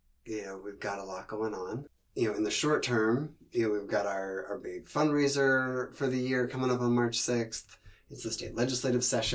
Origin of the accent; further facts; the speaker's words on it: Seattle, Washington, United States; I grew up in Seattle in the 80s